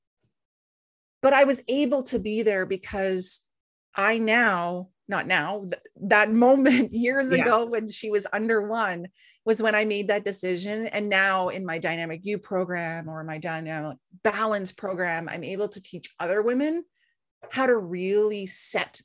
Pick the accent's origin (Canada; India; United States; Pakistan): Canada; East Coast of Canada; now in West Coast of Canada, Canada; we live on the West Coast of Canada and I grew up on the East Coast of Canada